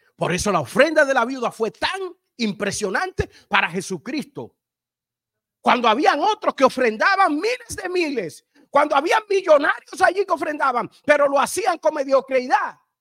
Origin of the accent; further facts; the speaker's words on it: Dominican Republic; yo soy dominicano